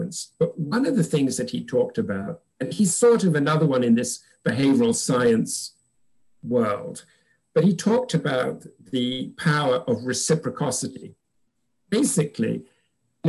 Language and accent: English; England, United Kingdom; moved away as an adult; now in United States; When I moved to America from England